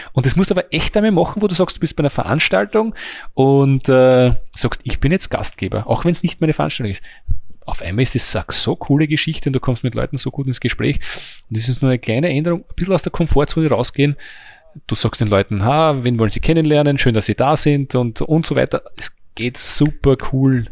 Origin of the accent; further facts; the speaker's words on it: Mannersdorf am Leithagebirge, Lower Austria, Austria; ich bin nur ein kleines Licht aus Mannersdorf am Leitergebirge